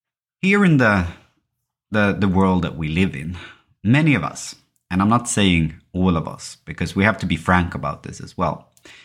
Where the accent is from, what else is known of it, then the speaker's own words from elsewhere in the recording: Sweden; English is a second language; I think growing up in Sweden and parts of the Western world, and living in a society where education is state-financed, where healthcare is state-financed as well, you are thought very early that you can choose and do whatever you want.